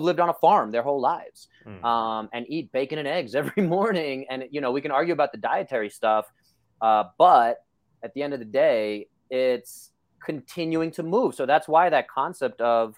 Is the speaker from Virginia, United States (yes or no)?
no; New York City, New York, United States; This is how I grew up in Brooklyn.